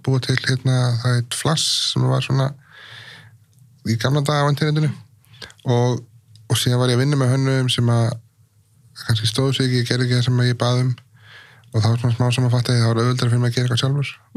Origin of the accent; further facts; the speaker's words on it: Iceland; ólst upp á Íslandi